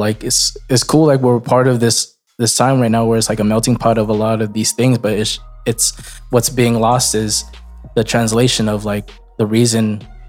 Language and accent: English; Ilocos Region, Philippines; I'm an Ilocano first before I'm Filipino.